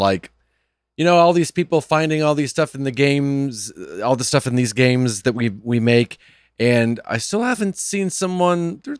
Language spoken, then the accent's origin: English; Midwest, United States; As a Midwesterner, I love that he said pop.